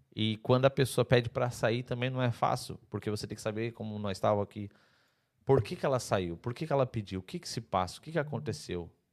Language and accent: Portuguese; Santa Catarina, Brazil; moved away as an adult; now in Portugal; Santa Catarina, eu sou de Santa Catarina, é igual Portugal